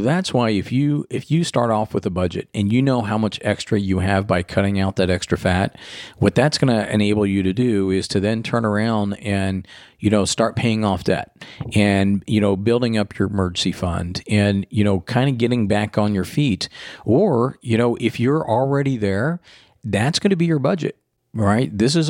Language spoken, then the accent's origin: English; Florida, United States; Growing up in Florida, and they got hit with the side skirted a couple times with hurricanes, and having the power outages and everything else.